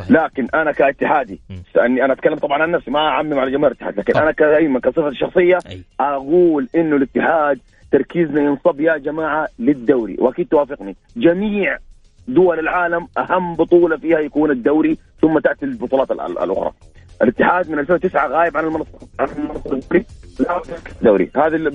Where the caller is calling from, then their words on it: Jeddah, Makkah Province, Saudi Arabia; من جده